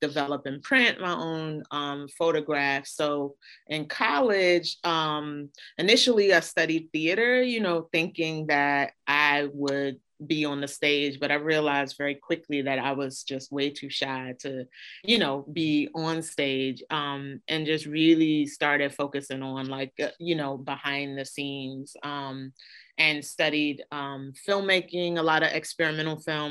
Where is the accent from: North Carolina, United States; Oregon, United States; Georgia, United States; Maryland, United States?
Maryland, United States; Baltimore; I grew up in Baltimore, Baltimore, Maryland